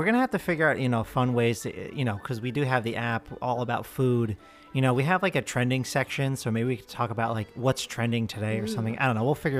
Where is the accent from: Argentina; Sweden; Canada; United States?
United States; New Jersey; I'm from New Jersey.